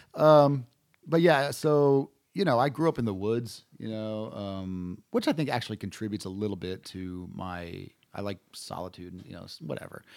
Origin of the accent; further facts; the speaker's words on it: Hudson Valley, New York, United States; moved away as an adult; now in Austin, United States; I grew up in the Hudson Valley area, which is about an hour north of Manhattan